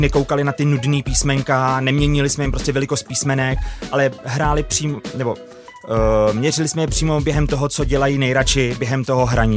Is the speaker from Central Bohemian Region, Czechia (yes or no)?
yes; Kladno, Central Bohemian Region, Czechia; byla to škola na Kladně a já jsem z Kladna, měl jsem to deset minut z baráku